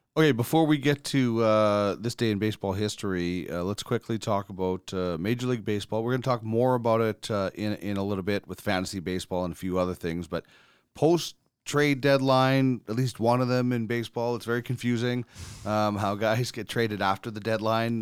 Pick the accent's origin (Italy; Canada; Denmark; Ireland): Canada; Brandon, Manitoba; Brandon, my hometown